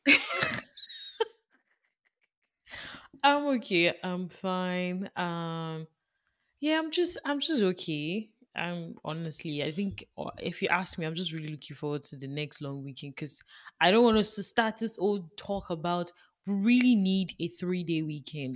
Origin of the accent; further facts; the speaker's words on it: Nigeria; now in Canada; I grew up in Nigeria